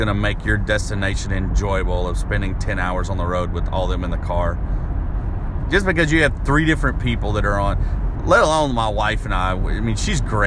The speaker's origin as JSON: {"language": "English", "region": "Arkansas", "country": "United States", "tie": "born or raised there", "moved": "yes", "lives_now": "Nashville, United States", "said": "my hometown in Arkansas"}